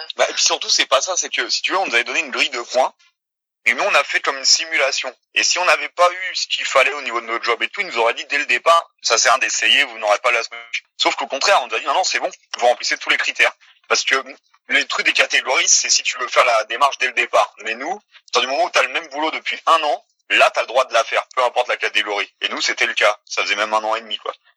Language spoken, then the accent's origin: French; France; also born or lived in Quebec; on est français, on est dans notre pays